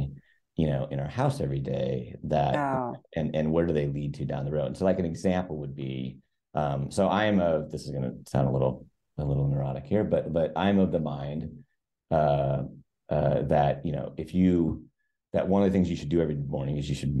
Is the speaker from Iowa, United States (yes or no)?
yes; Iowa, United States; moved away as an adult; also born or lived in Minneapolis, Minnesota; now in Seattle, United States; born and raised in Iowa, small river town, southeast corner of the state